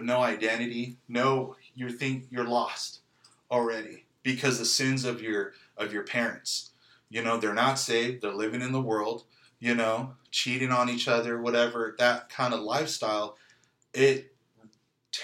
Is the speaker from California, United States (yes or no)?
yes; San Jose, California, United States; now in Kansas City, United States; I was born in 83, you know, 1983, East Side, San Jose, California, in the hood